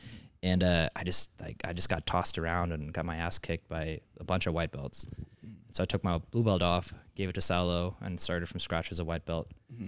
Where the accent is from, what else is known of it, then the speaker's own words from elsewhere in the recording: San Diego, California, United States; San Diego, California.